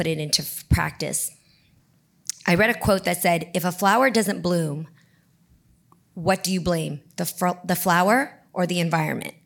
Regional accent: the Bay Area, California, United States; I come from the Bay. So if, you go to the Independence High School, Milpitas High School, Piedmont High School, these are all the high schools that I transferred

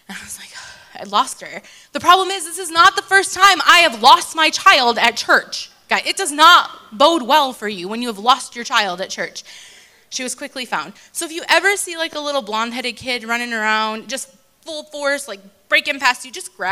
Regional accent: United States; moved away as an adult; now in Johannesburg, South Africa; I am originally from America, but I've been living in Joburg for 8 years

